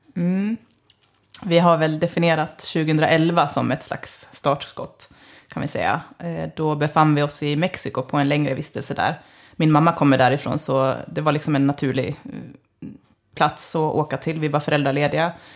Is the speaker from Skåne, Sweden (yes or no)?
no; Leksand, Dalarna County, Sweden; moved away as an adult; kommer ursprungligen från Leksand och har flyttat hem kan man säga för tre år sedan